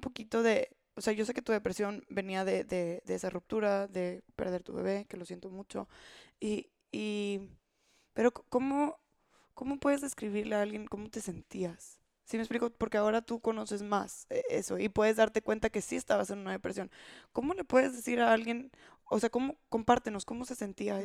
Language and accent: Spanish; Mexico